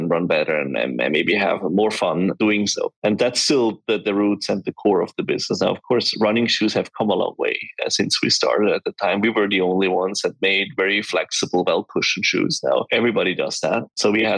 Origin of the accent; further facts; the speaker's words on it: Switzerland; we are from Switzerland. I grew up and I still live in the mountains.